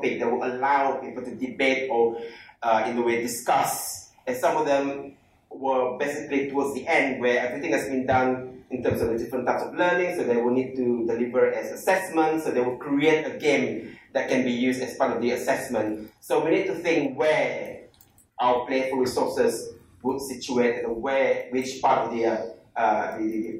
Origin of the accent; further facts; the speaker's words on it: Malaysia; I'm from Malaysia